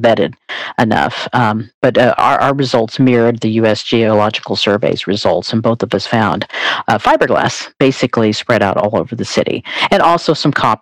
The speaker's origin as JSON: {"language": "English", "region": "Oklahoma", "country": "United States", "also_born_or_lived": "Texas", "moved": "as an adult", "said": "I am from Oklahoma"}